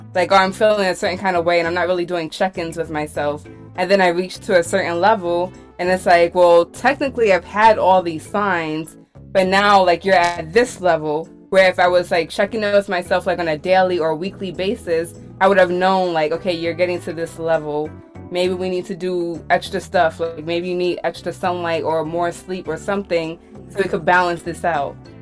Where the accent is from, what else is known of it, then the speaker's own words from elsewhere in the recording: New York City, New York, United States; I'm originally from Brooklyn.